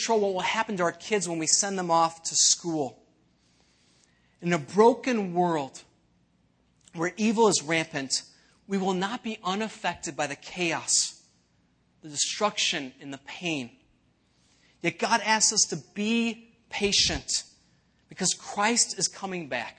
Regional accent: Elmhurst, Illinois, United States; I was actually born in Elmhurst, not too far from here

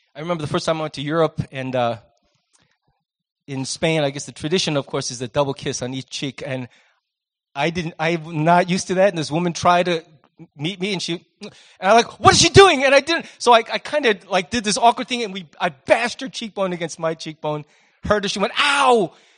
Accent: United States; as Americans

